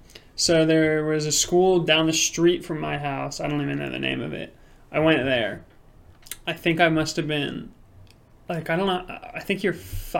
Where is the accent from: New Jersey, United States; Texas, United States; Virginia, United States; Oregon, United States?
Virginia, United States; Virginia Beach; So, I was born and raised in Virginia Beach. Lived in same house my whole life.